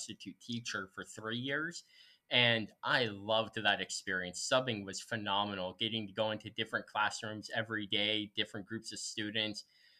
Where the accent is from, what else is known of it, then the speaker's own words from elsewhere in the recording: Central Illinois, United States; moved away as an adult; also born or lived in Urbana, Illinois; now in Freeport, United States; I grew up in Central Illinois, lived my whole life there except for about 2.5 years.